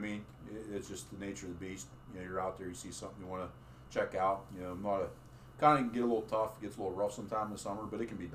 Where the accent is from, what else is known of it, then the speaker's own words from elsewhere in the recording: Southwest Pennsylvania, United States; from Southwest PA